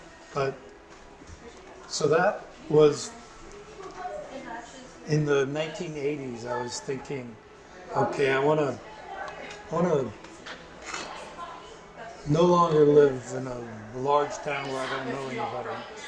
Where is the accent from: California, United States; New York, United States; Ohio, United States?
New York, United States; Staten Island; born there; also born or lived in Puerto Rico / North Carolina / Florida / Colorado; So I was born in Staten Island, New York, but I've also lived in Puerto Rico, North Carolina, Pensacola, Florida, Colorado